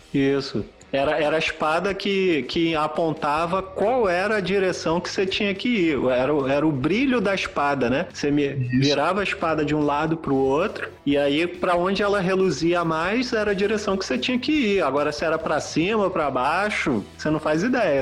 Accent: Brazil; que sou brasileiro

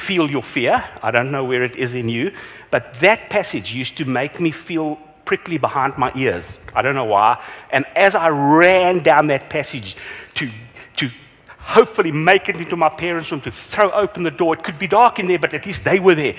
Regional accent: Vereeniging, Gauteng, South Africa; So I grew up in Vereeniging

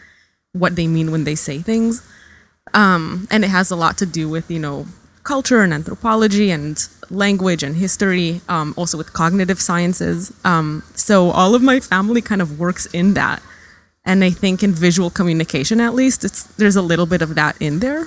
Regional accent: Israel; also born or lived in Ann Arbor, Michigan, United States / Salt Lake City, Utah, United States; I was born in America, in Michigan, in Ann Arbor. My mom is Israeli and my dad is from the Bay Area. They were in grad school there. They're both linguists. And when I was 3, we moved to Israel

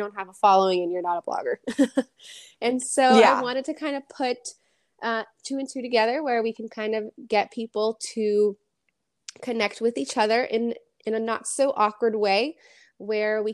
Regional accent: Framingham, Massachusetts, United States; I was born and raised in Framingham, Massachusetts

